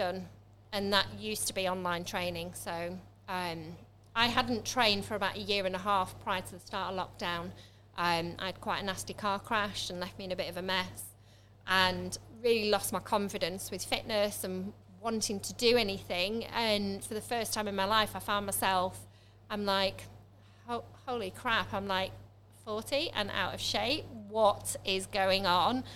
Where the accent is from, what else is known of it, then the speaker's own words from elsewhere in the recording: Manchester, North West England, United Kingdom; also born or lived in Lincoln; now in Stamford, United Kingdom; I'm originally from Manchester, but I haven't moved from Manchester. I was in Lincoln for quite